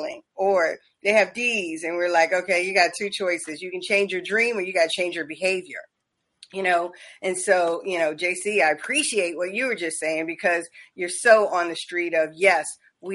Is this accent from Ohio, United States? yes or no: no; Charleston, South Carolina, United States; moved away; also born or lived in Covington, Georgia; I was born in Charleston, so we got a lot of South Carolina roots